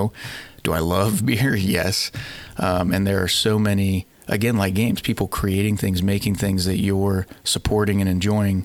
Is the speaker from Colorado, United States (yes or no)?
no; Wooster, Ohio, United States; moved away as an adult; also born or lived in Dayton, Ohio / Oxford, Ohio / Lexington, Kentucky; now in Cincinnati, United States; I'm from Worcester, Ohio